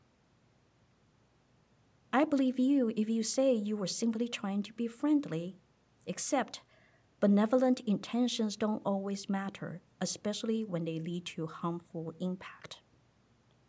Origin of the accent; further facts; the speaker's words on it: Taiwan; English is a second language; moved away as an adult; now in United States; I was from Taiwan